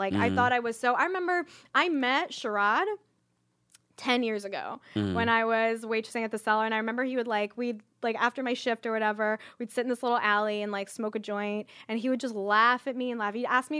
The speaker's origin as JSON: {"language": "English", "town": "Philadelphia", "region": "Pennsylvania", "country": "United States", "said": "Philly, but the suburbs, like"}